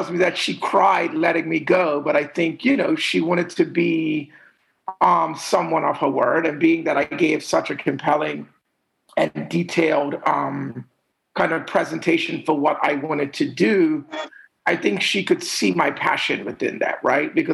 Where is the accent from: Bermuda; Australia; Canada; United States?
Bermuda; I was raised to um, a middle class family. My mom was an educator.